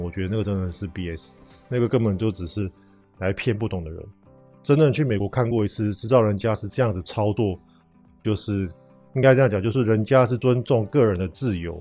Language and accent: Chinese; Taiwan; 我们台湾人